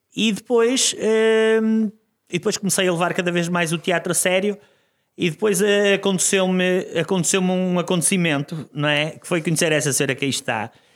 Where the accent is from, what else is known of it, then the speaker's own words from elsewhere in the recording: Guimarães, Norte, Portugal; also born or lived in Joane, Vila Nova de Famalicão; Eu sou, eu sou de Ronf, Guimarães, mas estudei uh, no secundário, na preparatória e no secundário em Joano, que já é Famalicão